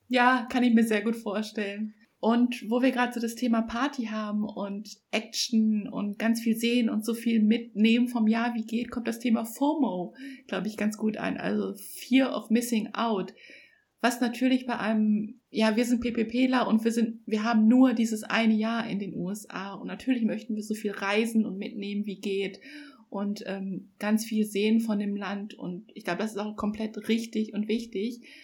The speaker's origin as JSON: {"language": "German", "country": "Germany", "tie": "born or raised there", "said": "ich bin in Deutschland als Einzelkind aufgewachsen"}